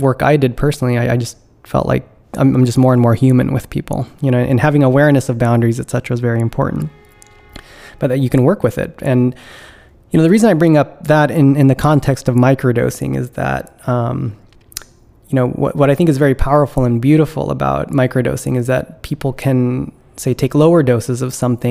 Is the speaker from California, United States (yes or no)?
yes; California, United States; moved away as an adult; now in East Coast, United States; I'm originally from California, so I've been living on the East Coast now since 2011